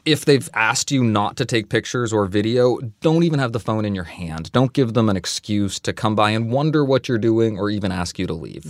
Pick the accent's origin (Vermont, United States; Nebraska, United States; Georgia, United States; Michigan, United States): Vermont, United States; Growing up in Vermont in the 90s